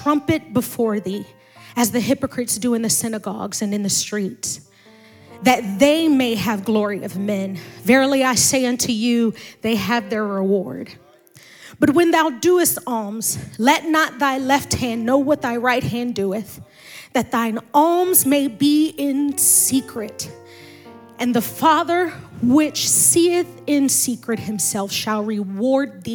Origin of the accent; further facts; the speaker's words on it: Maryland, United States; moved away; also born or lived in Indianapolis; spiritually born and raised in Maryland